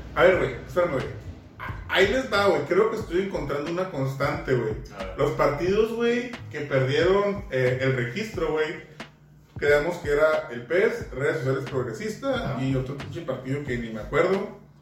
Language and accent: Spanish; Mexico; México, que somos